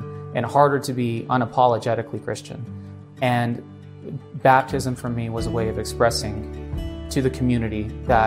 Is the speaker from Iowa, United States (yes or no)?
no; Utah, United States; I grew up here in Utah. I'm a Utah boy for most of my life